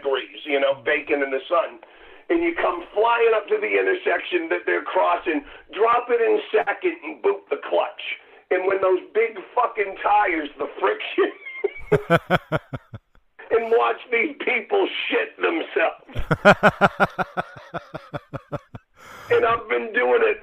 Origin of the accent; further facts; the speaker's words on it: Martha's Vineyard, Massachusetts, United States; I grew up on Martha's Vineyard.